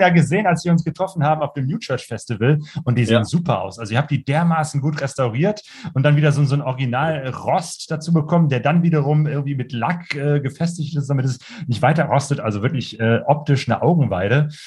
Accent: near Cologne, North Rhine-Westphalia, Germany; ich komme ja aus der Nähe von Köln

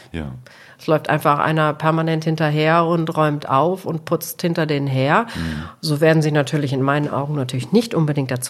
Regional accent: Portugal; jeder weiß, ich komme aus Portugal, aus Cristiano Ronaldo-Land.

